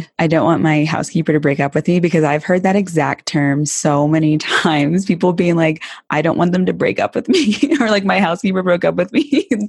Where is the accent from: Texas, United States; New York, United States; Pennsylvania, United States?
Texas, United States; I'm from Texas and I didn't grow up with horses